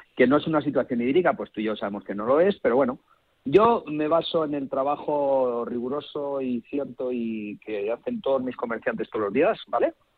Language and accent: Spanish; Madrid, Community of Madrid, Spain; los madrileños somos así